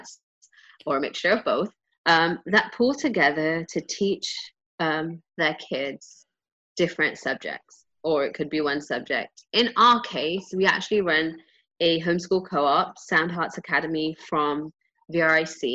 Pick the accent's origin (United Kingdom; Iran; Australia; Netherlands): United Kingdom; England; moved away; I grew up in England